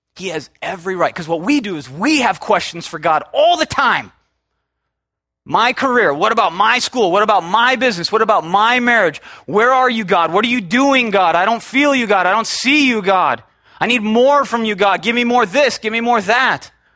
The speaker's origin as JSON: {"language": "English", "region": "Minnesota", "country": "United States", "moved": "yes", "lives_now": "Southern California, United States", "said": "I'm from Minnesota"}